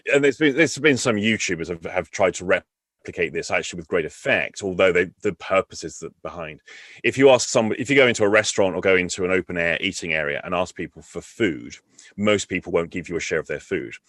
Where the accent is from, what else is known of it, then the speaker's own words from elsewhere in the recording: England, United Kingdom; I'm English.